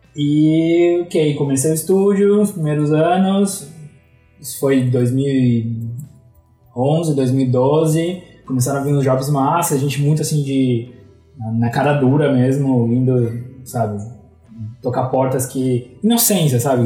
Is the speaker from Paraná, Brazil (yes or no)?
yes; Curitiba, Paraná, Brazil; moved away as an adult; also born or lived in Florianópolis; Eu sou de Curitiba, mas sempre soube que sempre vivi entre Curitiba e Florianópolis